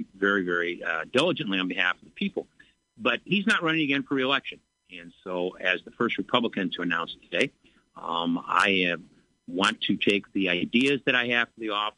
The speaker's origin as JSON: {"language": "English", "town": "Bloomington", "region": "Illinois", "country": "United States", "tie": "born or raised there", "said": "born and raised in Bloomington"}